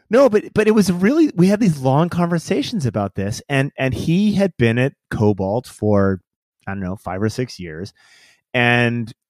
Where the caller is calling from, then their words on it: Washington, United States; So I am outside of the, the kind of the outskirts of Seattle, right?